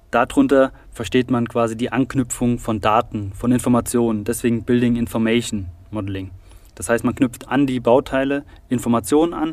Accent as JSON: {"language": "German", "town": "Saarbrücken", "region": "Saarland", "country": "Germany", "tie": "born there", "also_born_or_lived": "Biberach", "said": "ich bin 29, gebürtig in Saarbrücken und von dort hat mich meine Zimmererausbildung nach Biberach verschlagen."}